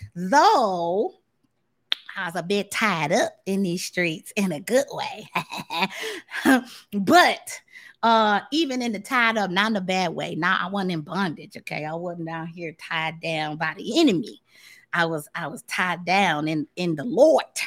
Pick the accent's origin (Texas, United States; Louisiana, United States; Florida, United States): Florida, United States; Tampa; also born or lived in Kansas City, Missouri; now in Dallas, United States; I spent a, a good portion of my life growing up in Florida.